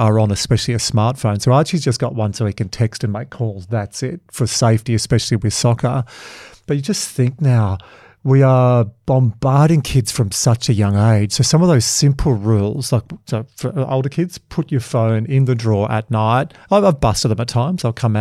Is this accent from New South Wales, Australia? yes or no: yes; Dubbo or Wagga, New South Wales, Australia; Dubbo or Wagga where I grew up